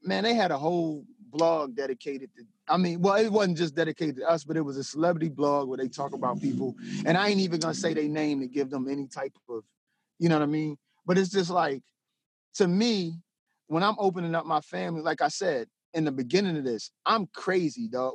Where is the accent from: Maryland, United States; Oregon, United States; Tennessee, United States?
Maryland, United States; Denton; I'm from Denton, Maryland